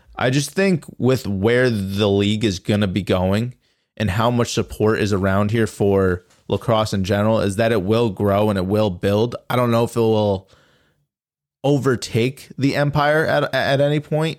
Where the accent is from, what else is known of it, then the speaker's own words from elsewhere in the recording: Albany, New York, United States; I was from Albany